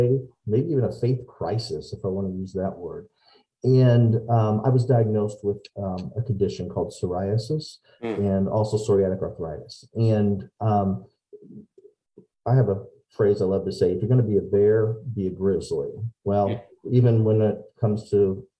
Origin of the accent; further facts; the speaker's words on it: Decatur, Illinois, United States; I am from Decatur, Illinois, born and raised